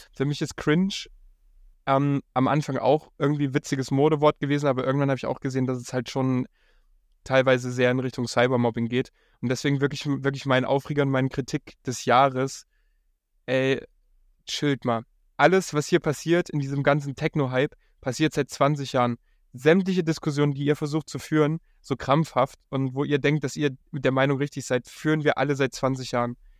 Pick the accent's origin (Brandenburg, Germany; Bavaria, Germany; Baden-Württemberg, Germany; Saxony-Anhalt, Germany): Bavaria, Germany; Upper; also born or lived in Munich; now in Berlin, Germany; ich bin im 800 Seelenkaff in Oberbayern aufgewachsen.